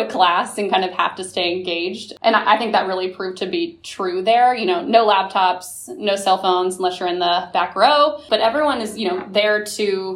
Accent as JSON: {"language": "English", "town": "Kansas City", "region": "Missouri", "country": "United States", "tie": "born or raised there", "also_born_or_lived": "Nashville, Tennessee / New York City", "moved": "as an adult", "lives_now": "St. Louis, United States", "said": "I am originally from Kansas City, Missouri. Great place to grow up"}